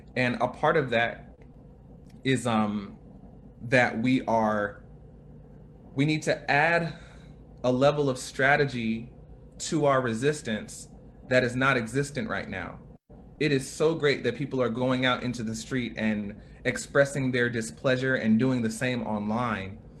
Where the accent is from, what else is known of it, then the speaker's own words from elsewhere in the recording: United States; a black man growing up in America